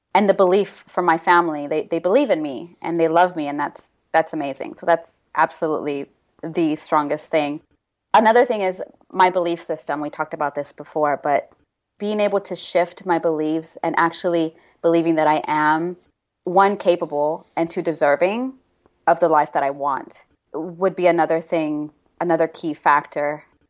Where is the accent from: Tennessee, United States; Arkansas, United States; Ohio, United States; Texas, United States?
Texas, United States; Houston; moved away as an adult; also born or lived in Austin, Texas / New York / Dubai; now in Los Angeles, United States; I grew up in Houston